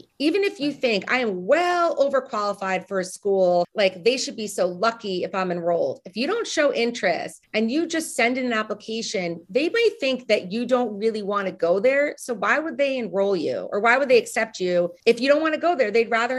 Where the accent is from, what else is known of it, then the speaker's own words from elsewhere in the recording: Northeast, United States; also born or lived in Nashville, Tennessee; So I'm from the Northeast. I went to school in the Southeast.